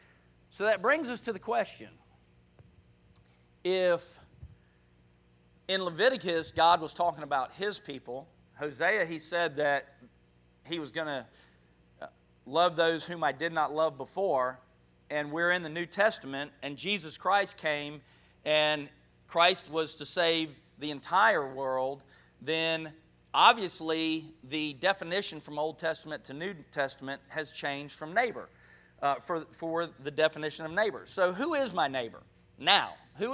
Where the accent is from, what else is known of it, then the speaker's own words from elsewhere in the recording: Gulf Breeze, Florida, United States; moved away; I thought I would just never leave Gulf Breeze and that would be my home forever